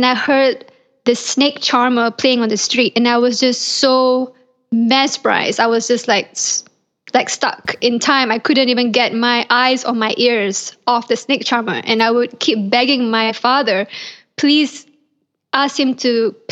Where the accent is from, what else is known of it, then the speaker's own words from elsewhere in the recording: Malaysia; moved away as an adult; now in Los Angeles, United States; I was born in Malaysia and I grew up in Malaysia